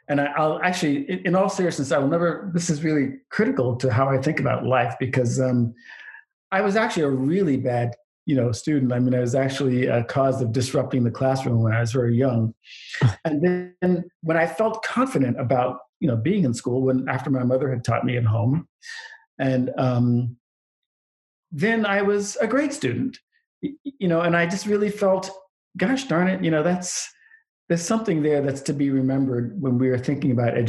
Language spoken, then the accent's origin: English; Anchorage, Alaska, United States; also born or lived in Queens, New York; So my dad was in the Air Force. So I grew up in Anchorage, Alaska and Queens, New York, which geographically are about as far apart as possible.